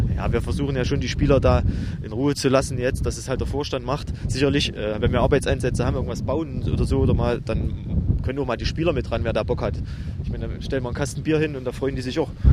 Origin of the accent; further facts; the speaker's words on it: Germany; wir haben äh, als Deutsche halt auch von denen ihrer Kultur halt viel mitbekommen